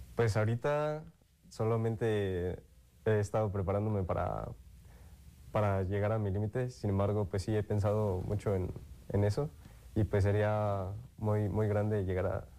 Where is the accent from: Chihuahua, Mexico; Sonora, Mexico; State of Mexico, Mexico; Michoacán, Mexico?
Michoacán, Mexico; Morelia; soy de aquí, de Morelia